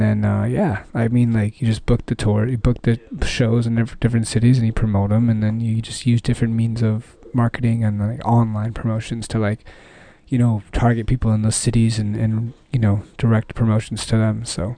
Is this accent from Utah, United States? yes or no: no; Dallas, Texas, United States; moved away